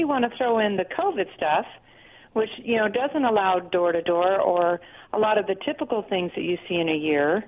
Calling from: Pasco, United States; Hey, this is … from Pasco.

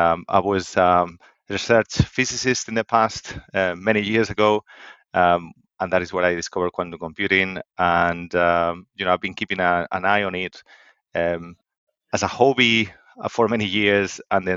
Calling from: Stirling, Scotland, United Kingdom; I'm calling from Scotland, actually. Stirling in Scotland. So it's a small city a bit in between Glasgow and Edinburgh.

